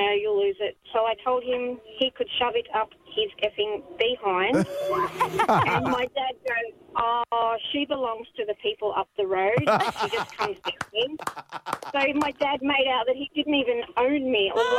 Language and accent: English; Bega, New South Wales, Australia; now in Little Mountain, Australia; I grew up in Bega on a dairy farm. Was my dad's shadow.